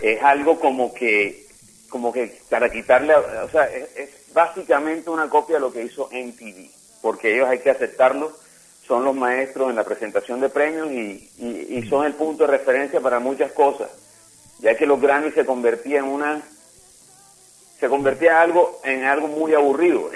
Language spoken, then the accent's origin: Spanish; Barranquilla, Atlántico, Colombia; soy barranquillero